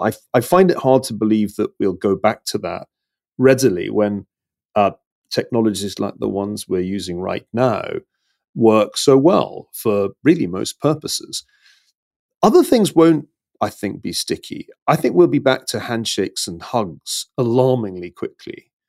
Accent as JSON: {"language": "English", "town": "Glasgow", "region": "Scotland", "country": "United Kingdom", "said": "I'm from Glasgow"}